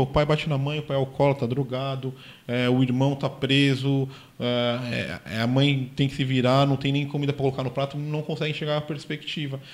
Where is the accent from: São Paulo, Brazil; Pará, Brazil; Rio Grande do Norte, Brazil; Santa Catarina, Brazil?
São Paulo, Brazil; eu sou paulistano